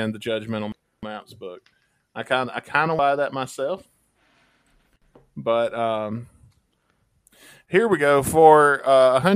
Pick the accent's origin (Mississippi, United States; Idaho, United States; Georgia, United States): Mississippi, United States; Mississippi, my homeland, is Piggly Wiggly. Mississippi, my home state